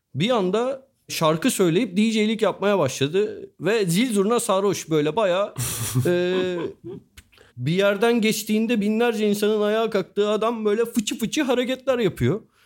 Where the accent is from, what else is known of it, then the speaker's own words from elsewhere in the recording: Turkey; biz Türk'üz ve Müslüman'ız